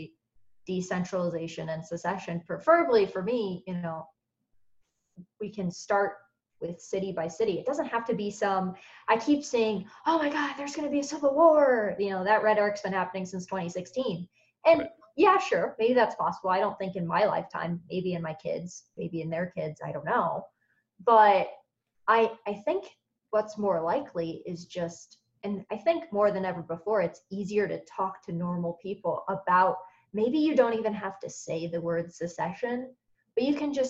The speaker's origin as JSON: {"language": "English", "country": "United States", "said": "I'm an American"}